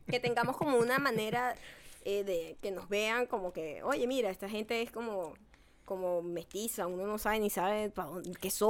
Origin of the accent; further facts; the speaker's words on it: Venezuela; moved away; yo soy de Venezuela